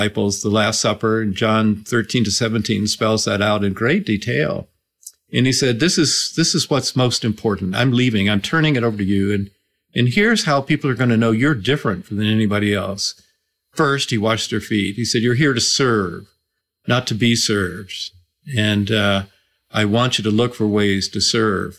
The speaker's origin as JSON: {"language": "English", "town": "Atlanta", "region": "Georgia", "country": "United States", "tie": "born or raised there", "said": "growing up in Atlanta, Georgia, in the 1960s"}